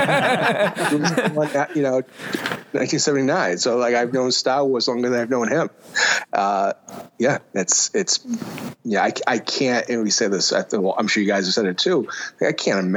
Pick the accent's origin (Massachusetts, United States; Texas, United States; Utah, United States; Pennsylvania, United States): Massachusetts, United States; Gloucester; born or raised there